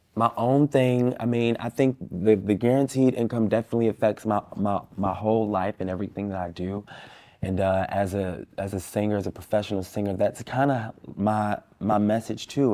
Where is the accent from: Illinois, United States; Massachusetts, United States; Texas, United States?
Illinois, United States; Chicago; I'm from Austin. I grew up in Austin. I still live in Austin.